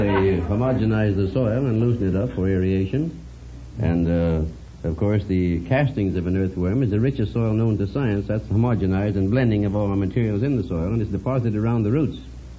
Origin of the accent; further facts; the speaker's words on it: Coalgate, Oklahoma, United States; I was born in Colgate, Oklahoma.